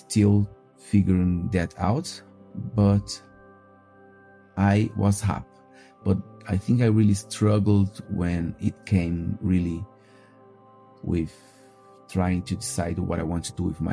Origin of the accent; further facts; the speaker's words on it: Brazil; moved away; I am 32 and I'm from Brazil.